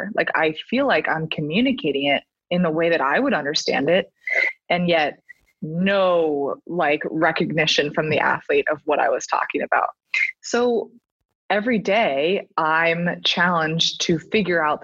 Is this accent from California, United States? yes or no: yes; Palo Alto, California, United States; also born or lived in Kansas; I'm actually from Palo Alto, California, which is where I currently am working as well